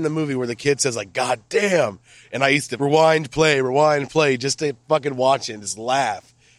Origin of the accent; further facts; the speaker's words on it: Iowa, United States; So I'm from Iowa. Perry is where I live currently, and it's like fucking tweaker fucking city, bro.